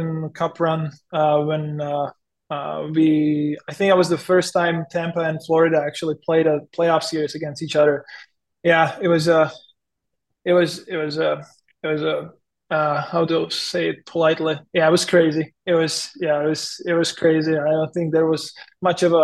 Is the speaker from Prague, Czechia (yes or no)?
no; Písek, South Bohemian Region, Czechia; English is a second language; moved away as an adult; also born or lived in Chomutov / Chicago; now in San Jose, United States; my dad, he still lives in my hometown Písek